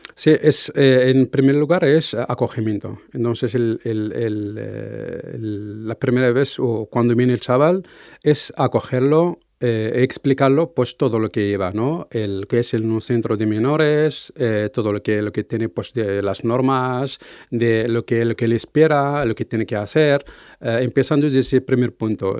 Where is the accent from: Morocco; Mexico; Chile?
Morocco; moved away as an adult; now in Navarre, Spain; soy de origen marroquí